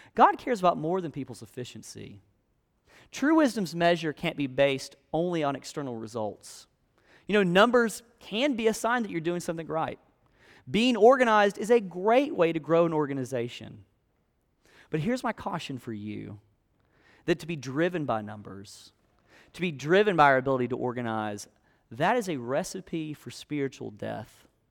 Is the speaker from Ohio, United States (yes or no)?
no; South Alabama, United States; moved away; I grew up in South Alabama, in a place that was really swampy, really hot, really humid